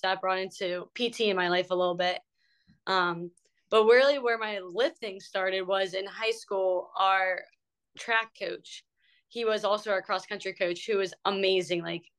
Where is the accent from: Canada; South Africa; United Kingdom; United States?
United States; Ebensburg, Pennsylvania; moved away; So I'm from a small hole in the wall town. It's called Ebensburg, Pennsylvania.